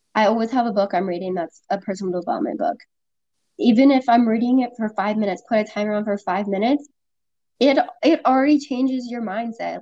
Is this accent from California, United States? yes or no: yes; Sacramento, California, United States; moved away as an adult; now in San Diego, United States; I moved from Sacramento, where I lived my whole life, all the way to San Diego